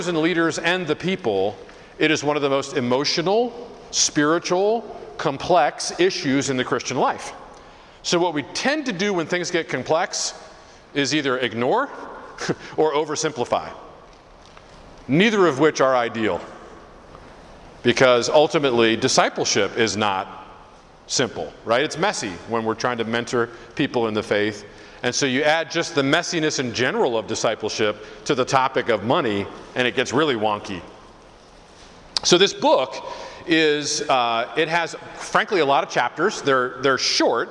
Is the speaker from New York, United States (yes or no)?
no; Philadelphia, Pennsylvania, United States; moved away as an adult; also born or lived in Detroit, Michigan; now in Detroit area, Michigan, United States; I grew up in Philly